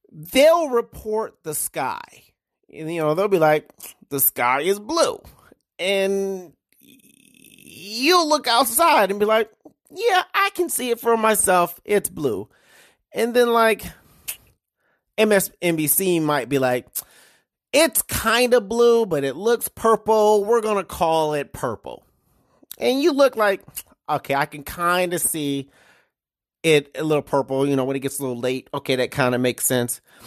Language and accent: English; Detroit, Michigan, United States; now in Iowa, United States; growing up in Detroit, we have something called Devil's Night